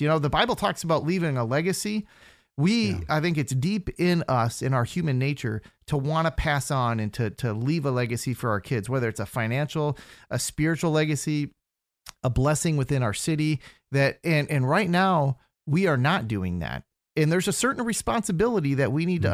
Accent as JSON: {"language": "English", "region": "Minnesota", "country": "United States", "also_born_or_lived": "Fargo, North Dakota / Brazil", "moved": "as an adult", "lives_now": "Central Florida, United States", "said": "originally I'm from Minnesota."}